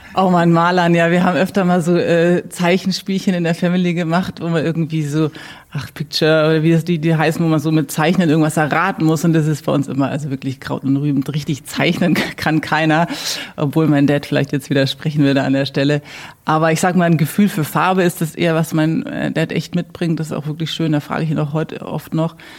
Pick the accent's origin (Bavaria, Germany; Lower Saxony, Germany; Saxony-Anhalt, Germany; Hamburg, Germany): Bavaria, Germany; Würzburg; also born or lived in United States; mich zieht's schon wieder zurück in die Heimat und habe dann hier mein Studium beendet